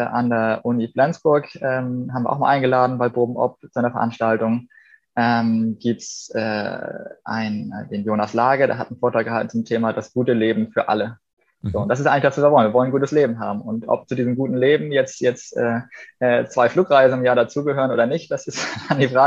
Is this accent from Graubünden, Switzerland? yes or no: yes; Graubünden, Switzerland; Wir haben äh, in den 90ern als Bündner halt schon, schon ganz natürlich mit groß geworden, dass wir eine Solarthermieanlage hatten, um warm Wasser zu machen